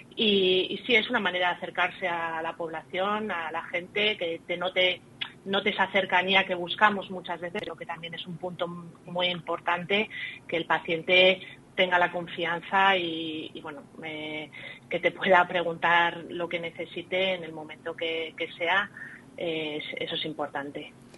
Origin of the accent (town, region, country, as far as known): Salamanca, Castile and León, Spain; born or raised there; moved away as an adult; also born or lived in Ireland / Plasencia / Alba de Tormes